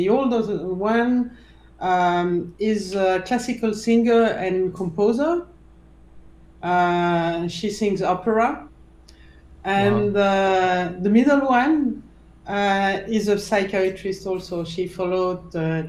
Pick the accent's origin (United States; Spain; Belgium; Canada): Belgium; Brussels, Brussels-Capital Region; I was born in Brussels. I grew up there